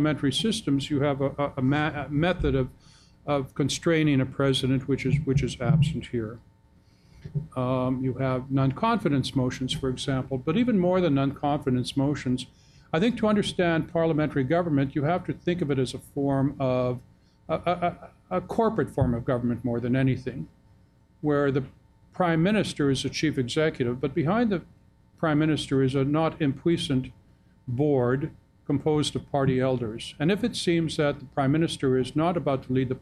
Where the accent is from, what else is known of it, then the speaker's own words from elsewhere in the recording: Canada; now in United States; I wrote the book as a Canadian, but I became an American citizen last month